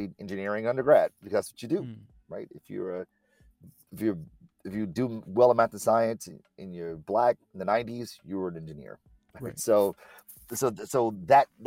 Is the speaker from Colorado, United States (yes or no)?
no; Detroit, Michigan, United States; born and raised in Detroit.